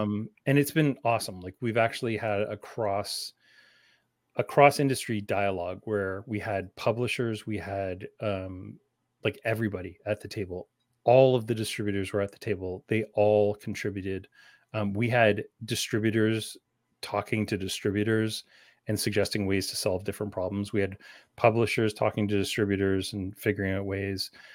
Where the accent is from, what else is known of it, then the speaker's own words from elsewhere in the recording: Canada; also born or lived in London, Ontario; as Canadian as they get.